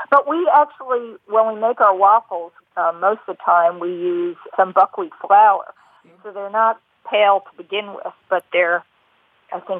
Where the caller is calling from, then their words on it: New Hampshire, United States; New Hampshire.